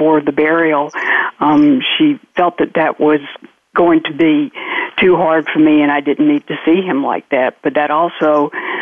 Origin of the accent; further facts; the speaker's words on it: Georgia, United States; accent: double accent; now in New Orleans, United States; From New Orleans. I'm originally from Georgia, so I have a double accent.